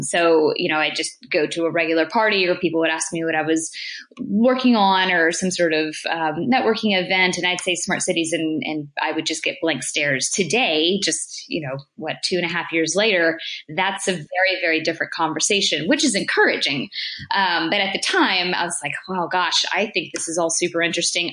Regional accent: United States; as an American

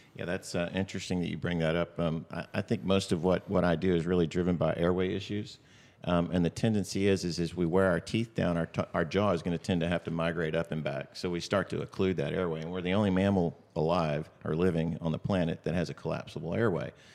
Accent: Austin, Texas, United States; I was from Austin

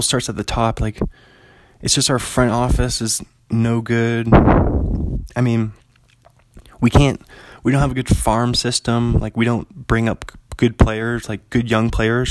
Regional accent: Seattle, Washington, United States; they're still my hometown baseball team

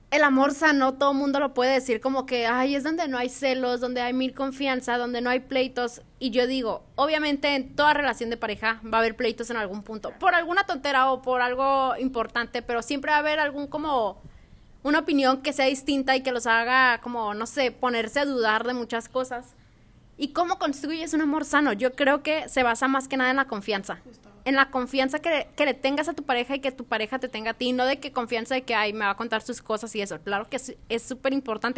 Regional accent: Culiacán, Sinaloa, Mexico; soy de Culiacán, Sinaloa

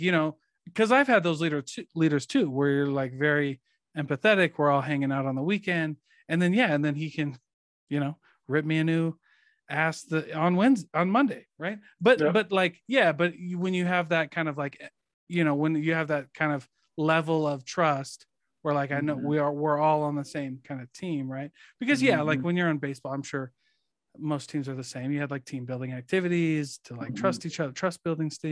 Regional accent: Iowa, United States; moved away; I'm from Iowa

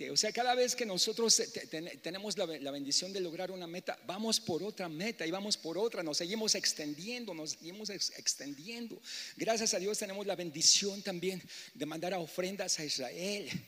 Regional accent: Mexico City, Mexico; moved away; porque pues yo vengo de la Ciudad de México, al principio vienes, imagínate yo venía en los años 85, 80, era un pueblote, ¿no?

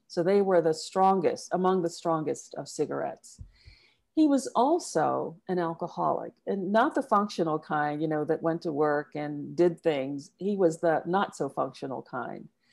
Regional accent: South Carolina, United States; I was born and raised in the U S, specifically in a small town in South Carolina.

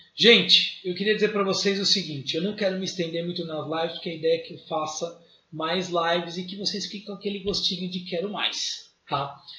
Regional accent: Brazil; Eu sou tupiniquim, vim do Brasil

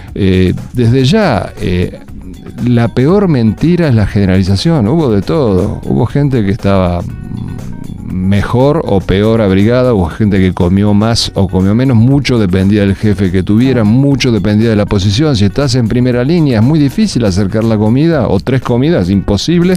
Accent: Argentina; moved away as an adult; also born or lived in Miami, United States; Yo estaba feliz como argentino

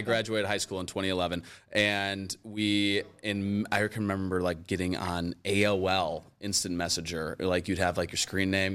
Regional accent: Rockford, Illinois, United States; now in Cleveland, United States; I grew up in Rockford, Illinois

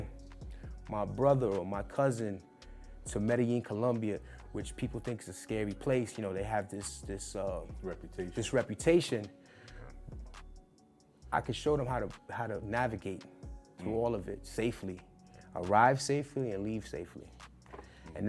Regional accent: New York City, New York, United States; And I'm from Brooklyn. I grew up in the hip hop era

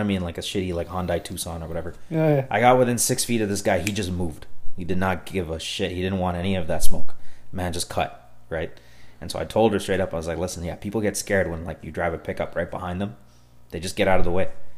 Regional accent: Canada; We're Canadian citizens and we've been here the whole time

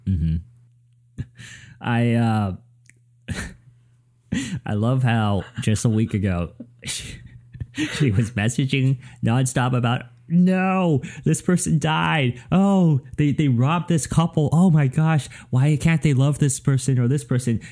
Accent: United States; I'm American

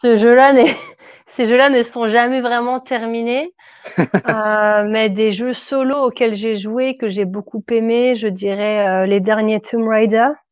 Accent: France; also born or lived in Paris region; je suis française

